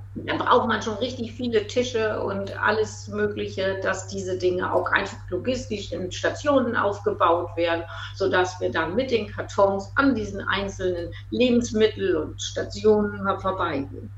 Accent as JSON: {"language": "German", "area": "East Frisia", "region": "Lower Saxony", "country": "Germany", "tie": "born or raised there", "moved": "as an adult", "said": "Ostfriesin bin, viele Jahre buten Ostfriesen war, 25 Jahre gar nicht in Ostfriesland war, aber jetzt wieder zurückgekommen äh, und mich ausgesprochen wohlfühle in meiner alten Heimat"}